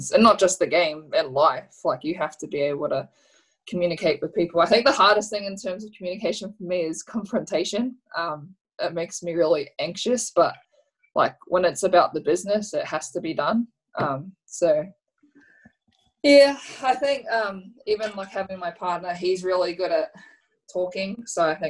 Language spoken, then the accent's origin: English; Australia; living and growing up in Australia